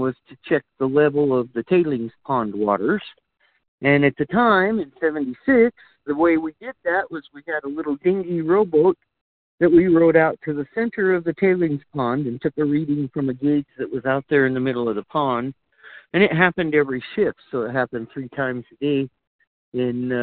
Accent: Grants, New Mexico, United States; I was born and raised right here in Grants, New Mexico

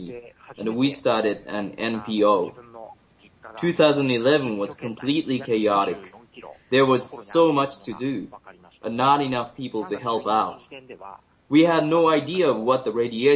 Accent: Minamisoma, Fukushima, Japan; moved away; also born or lived in Tokyo; I was in Tokyo, not in my hometown, Minamisoma

